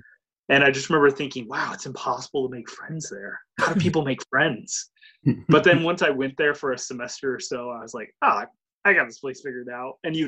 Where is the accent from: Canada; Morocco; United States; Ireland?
United States; Columbus; I'm from Columbus. So the college I went to at that point in time was only 3 miles away. There's a community college on the north end of town.